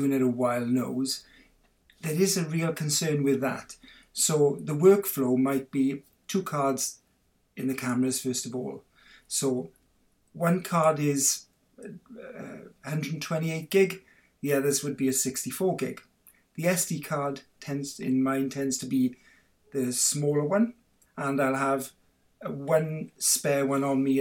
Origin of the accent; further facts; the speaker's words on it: Swansea, Wales, United Kingdom; now in Penarth, United Kingdom; I'm a fully-fledged Welsh boy. I was born in Swansea, but I live in Cardiff now, in Penarth in Cardiff